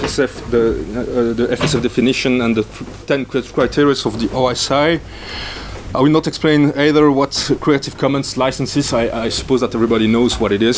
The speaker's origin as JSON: {"language": "English", "town": "Brussels", "region": "Brussels-Capital Region", "country": "Belgium", "tie": "born or raised there", "said": "my hometown, Brussels."}